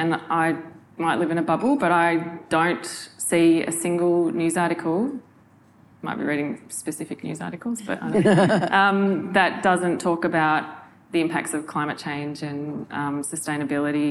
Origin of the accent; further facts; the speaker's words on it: Northwest Tasmania, Australia; moved away; I'm from Northwest Tassie